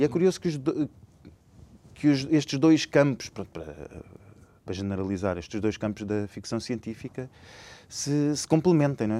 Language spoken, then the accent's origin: Portuguese; Lisbon, Portugal; eu sou lisboeta, nascido em Lisboa, nascido e criado em Lisboa